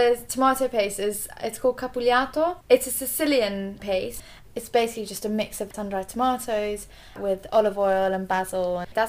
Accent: South Africa; also born or lived in Zimbabwe; So, I'm half Italian, half English. Born and brought up in South Africa and Zimbabwe.

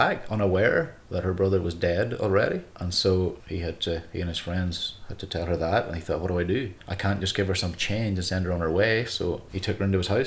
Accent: Northern Ireland, United Kingdom; moved away as an adult; also born or lived in North America; I grew up in Northern Ireland in a small town about 45 miles south of Belfast

